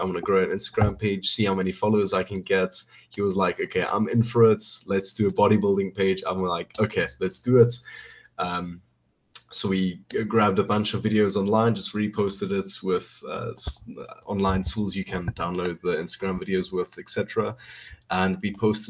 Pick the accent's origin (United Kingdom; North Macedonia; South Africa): South Africa; I'm from South Africa, and I'm planning to move on to the US maybe in 1 or 2 years